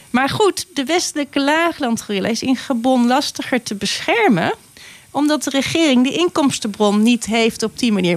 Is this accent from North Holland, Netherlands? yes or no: no; Gorinchem, South Holland, Netherlands; moved away; ik ben een meisje uit Gorkum